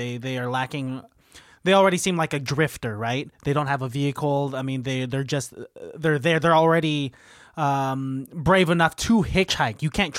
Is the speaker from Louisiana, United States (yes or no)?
no; New Jersey, United States; Yeah, we're from New Jersey. What are you talking about? Hey, Felicia, you don't tell me where I'm from because I'm a strong, independent woman from New Jersey.